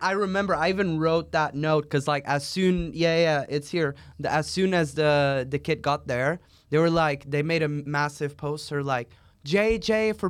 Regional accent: Portugal; English is a second language; I'm from Portugal.

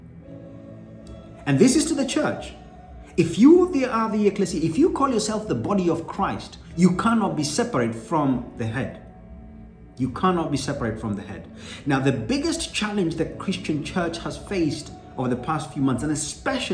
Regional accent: Kenya; I'm Kenyan

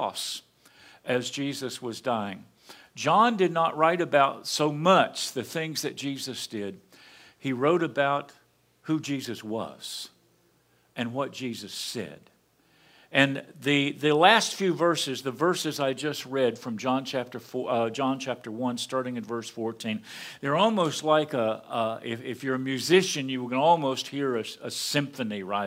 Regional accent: Appalachian Mountains, United States; Barbara and I hail from the Appalachian Mountains. We're hillbillies. We grew up in those hills.

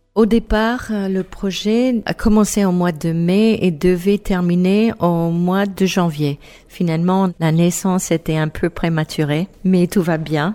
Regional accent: New England, United States; French is a second language; moved away as an adult; also born or lived in Basque Country, France; now in France; en Nouvelle-Angleterre, d'où je viens

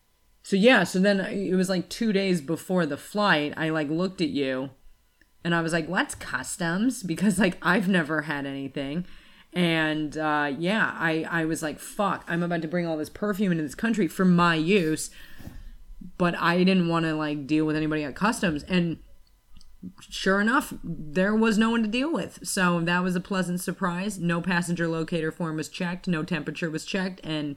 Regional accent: United States; moved away as an adult; also born or lived in Australia; I'm American

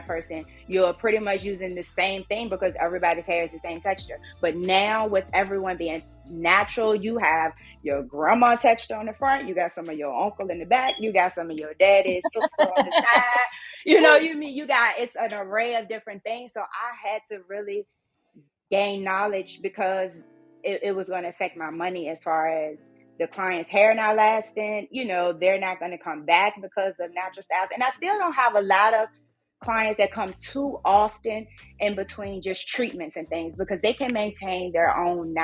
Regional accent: Richmond, Virginia, United States; I'm from Richmond, Virginia, born and raised

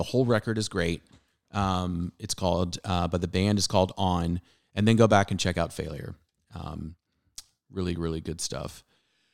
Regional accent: Southern California, United States; growing up in Southern California

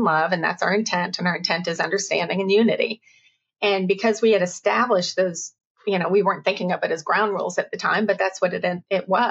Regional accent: the South, United States; also born or lived in the West (US); Growing up in the South, having moved from out West, to then in the South in the early 80s

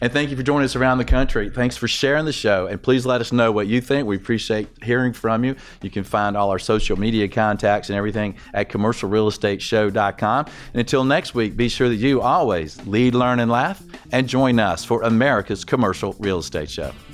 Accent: Atlanta, Georgia, United States; also born or lived in Nashville; I grew up in Atlanta, but, uh, my mother told me I was born in Nashville

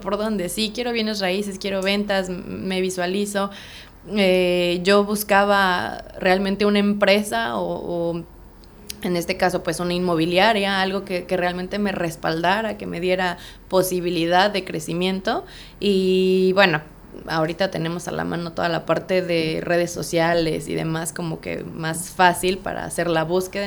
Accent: Mexico City, Mexico; moved away as an adult; now in Playa del Carmen, Mexico; soy originaria de Ciudad de México y pues tengo aquí ya radicando en Playa del Carmen cuatro años y medio

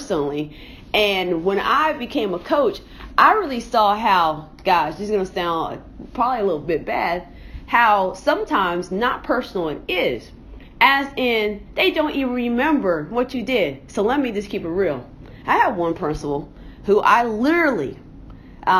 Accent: Indianapolis, Indiana, United States; I'm from Indianapolis

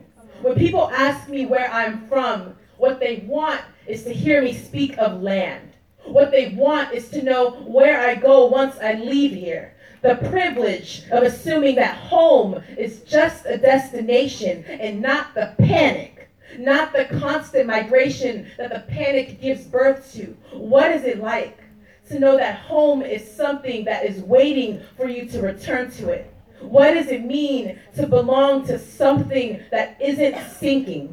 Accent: California, United States; California, which is where I'm from

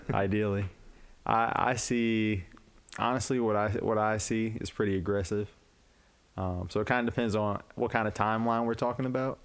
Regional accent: Urbana, Illinois, United States; moved away as an adult; now in Quad Cities, United States; I'm from Urbana, Illinois.

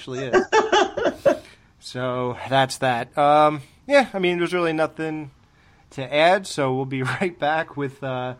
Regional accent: New Jersey, United States; I'm from Jersey

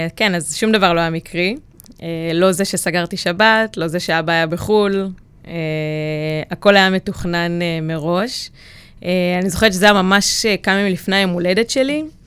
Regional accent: Maccabim, Central District, Israel; גדלתי במקום שהוא די בועה, במכבים

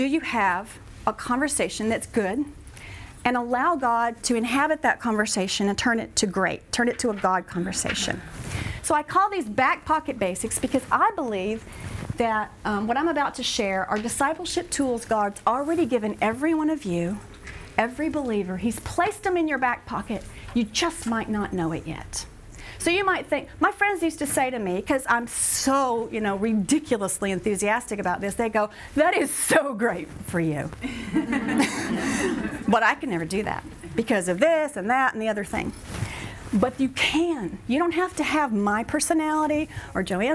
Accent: Texas, United States; I'm from Texas, so it's coming out

